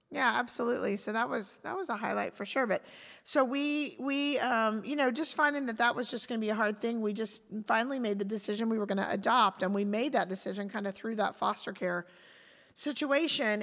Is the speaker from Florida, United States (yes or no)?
yes; Pensacola, Florida, United States; moved away as an adult; also born or lived in Fayetteville, Arkansas / Chattanooga, Tennessee / Charlotte, North Carolina; we both ended up, you know, in our, as children in Pensacola with our families.